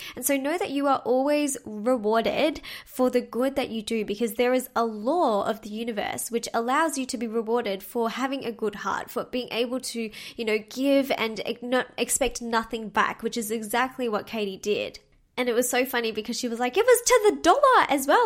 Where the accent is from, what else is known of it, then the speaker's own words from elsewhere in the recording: Melbourne, Victoria, Australia; my hometown in Melbourne